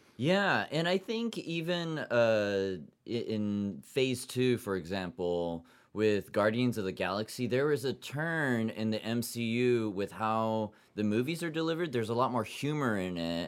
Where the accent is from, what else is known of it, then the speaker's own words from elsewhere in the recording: Yokohama, Kanagawa, Japan; now in New York City, United States; I grew up in Yokohama, Japan, seventeen years, half Japanese, half German-American